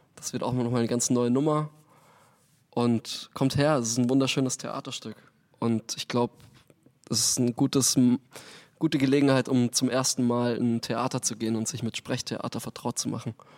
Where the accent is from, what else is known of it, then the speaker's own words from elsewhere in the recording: near Munich, Bavaria, Germany; moved away as an adult; also born or lived in Frankfurt; now in Hamburg, Germany; Aus München. Also Nähe von München ursprünglich. Bin auf okay. einer Mühle aufgewachsen